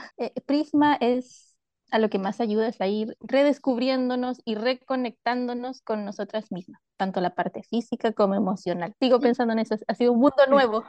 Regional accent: Chile; soy de Chile

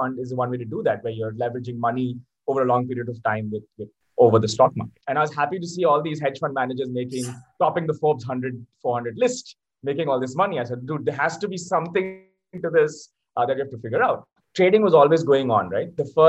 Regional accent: Abu Dhabi, United Arab Emirates; born there; also born or lived in Singapore / Malaysia / Delhi, India; I was born in Abu Dhabi, moved to Africa, Singapore, Malaysia, and then we came to India, Chanakyapuri, Delhi.

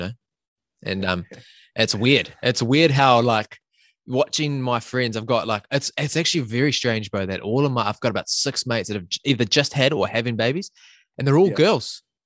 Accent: Whangamata, Waikato, New Zealand; growing up in Whangamata, you know, growing up near the beach

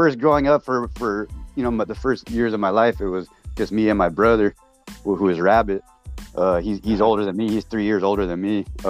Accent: Torrance, California, United States; born there; I was born in South Bay, Torrance, California.

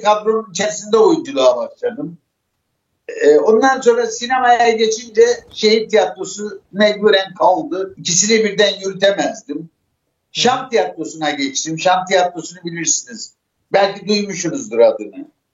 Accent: Arguvan, Malatya, Turkey; Malatya Arap bir ilçesi Semeyi köyü doğumluyum. Doğumumdan bir hafta sonra Malatya

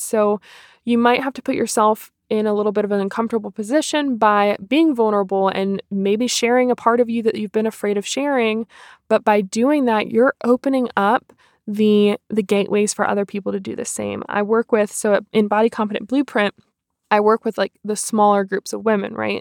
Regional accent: Cary, North Carolina, United States; now in Hickory, United States; I'm from Cary, North Carolina originally. I currently live in Hickory, North Carolina.

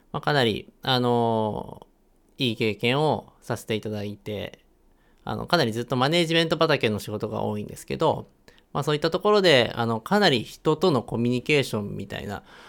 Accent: Chiba, Japan; moved away as an adult; now in Hiroshima, Japan; 千葉で育ったんですけれども、今は、あの、広島に

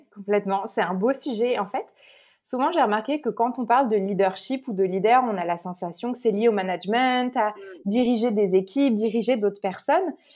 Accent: Paris, Île-de-France, France; moved away as an adult; also born or lived in New York, United States; now in Canada; je suis née à Paris, euh, j'ai grandi en France

